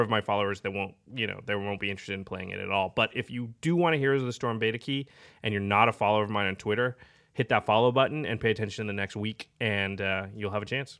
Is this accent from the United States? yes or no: yes; Portland, Oregon, United States; I'm from Portland